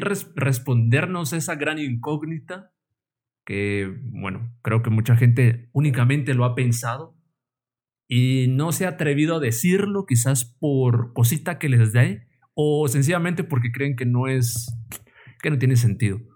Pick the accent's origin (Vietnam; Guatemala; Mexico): Guatemala; como buen guatemalteco